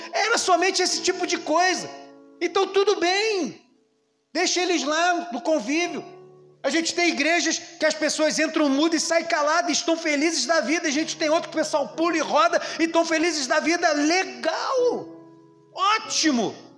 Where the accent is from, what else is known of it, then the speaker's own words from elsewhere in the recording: Brazil; como brasileiro